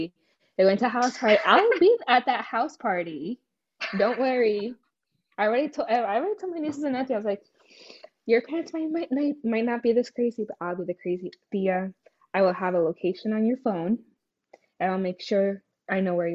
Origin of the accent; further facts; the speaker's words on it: Newark, New Jersey, United States; also born or lived in Green Brook, New Jersey; growing up in Newark